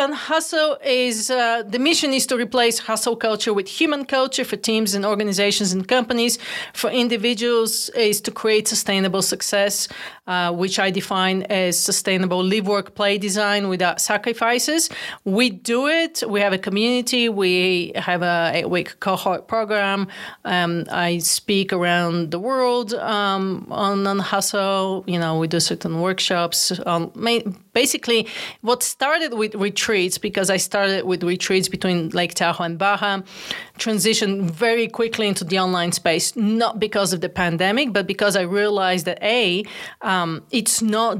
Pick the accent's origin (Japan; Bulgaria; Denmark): Bulgaria; now in United States; I'm originally from Bulgaria, actually. First generation immigrant to the United States. Came all alone with two bags of clothes and big dreams and big ambitions.